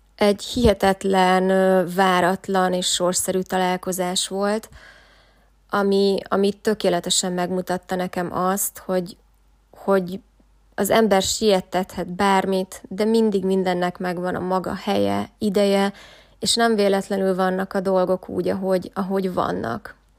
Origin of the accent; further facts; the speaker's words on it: Szombathely, Vas, Hungary; moved away as an adult; én pedig szombathelyi vagyok